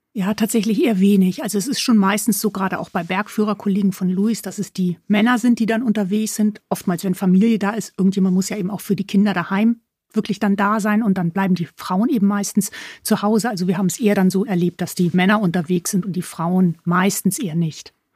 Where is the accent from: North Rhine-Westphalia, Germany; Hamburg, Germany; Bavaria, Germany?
Hamburg, Germany; moved away; ich bin gebürtige Hamburgerin